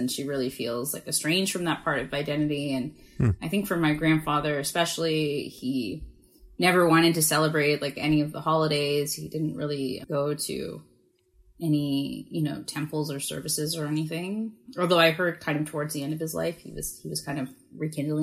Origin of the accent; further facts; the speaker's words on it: Brantford, Ontario, Canada; also born or lived in Toronto; I was born at like Bath, Christie and St. Clair. And then when I was five, we moved to Brantford, Ontario